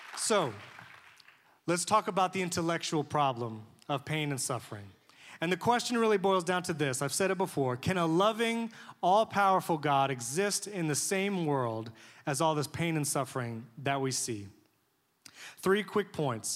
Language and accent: English; New York, United States; moved away; I grew up in New York